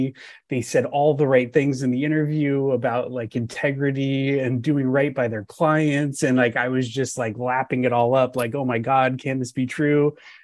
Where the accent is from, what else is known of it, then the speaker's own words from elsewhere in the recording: Southern California, United States; moved away as an adult; now in Northern California, United States; Yeah. So I grew up in Southern California.